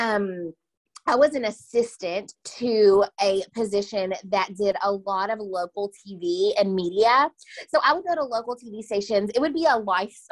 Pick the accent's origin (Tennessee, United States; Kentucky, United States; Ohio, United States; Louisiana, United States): Kentucky, United States; Owensboro; moved away as an adult; also born or lived in Bowling Green, Kentucky; now in Nashville, United States; I'm originally from Owensboro, Kentucky, and then I moved to Bowling Green, Kentucky to attend